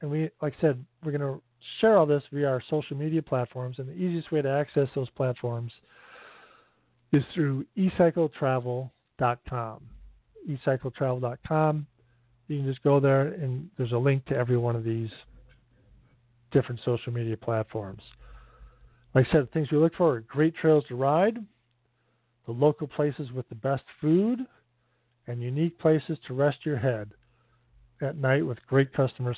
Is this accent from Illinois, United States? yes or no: yes; Northern Illinois outside Chicago, United States; moved away; also born or lived in Michigan; I grew up in Northern Illinois outside Chicago